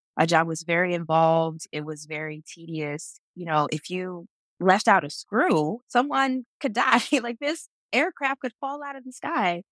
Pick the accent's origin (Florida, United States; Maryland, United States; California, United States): Florida, United States; Jacksonville; I grew up in Jacksonville, Florida